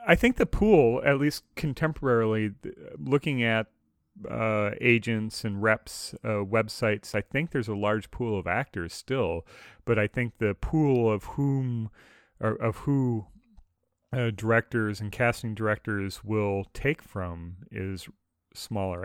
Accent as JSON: {"language": "English", "region": "Midwest", "country": "United States", "tie": "born or raised there", "said": "growing up in the Midwest"}